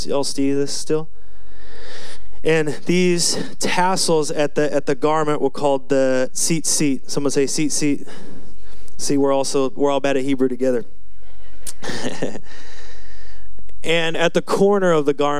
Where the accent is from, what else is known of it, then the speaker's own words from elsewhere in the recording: United States; I'm from Washington